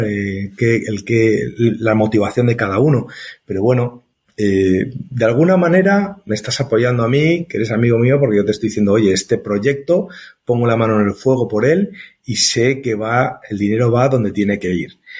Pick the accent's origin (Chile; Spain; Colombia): Spain; yo era el único español